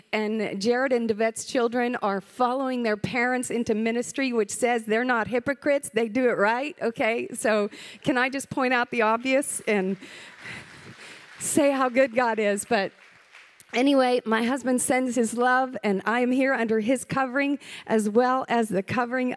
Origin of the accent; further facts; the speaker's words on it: the South, United States; I'm from the South